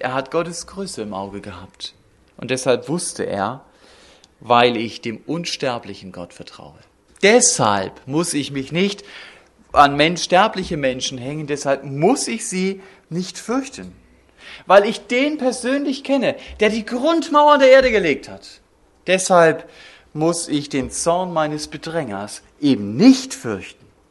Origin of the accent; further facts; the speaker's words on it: Germany; wir als Deutsche